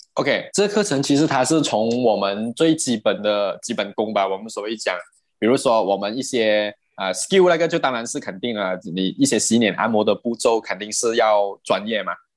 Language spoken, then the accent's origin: Chinese; Perak, Malaysia; moved away as an adult; now in Selangor, Malaysia; 我本身是霹雳人嘛